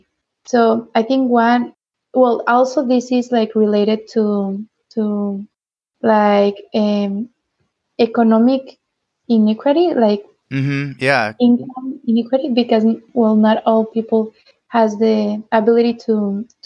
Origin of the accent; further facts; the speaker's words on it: Tijuana, Baja California, Mexico; also born or lived in Nicaragua; I was born and raised in Tijuana